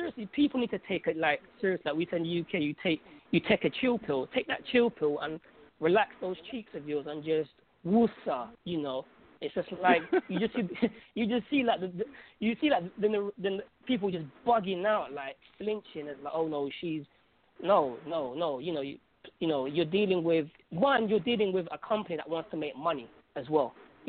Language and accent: English; Algeria; I'm from Algeria, I'm from North Africa, so I get to see people of my color